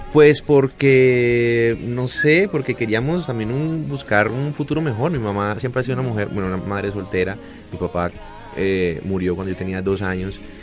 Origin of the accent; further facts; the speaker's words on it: Cali, Valle del Cauca, Colombia; also born or lived in Cartago; Yo soy de, Cartago, pero pero bueno, pasé mi infancia en, Cartago y hice todo mi bachillerato en Cali